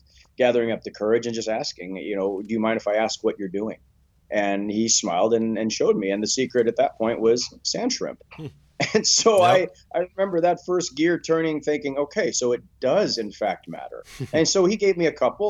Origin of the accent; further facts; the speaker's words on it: Bremerton, Washington, United States; As a child, I grew up in the Northwest Bremerton area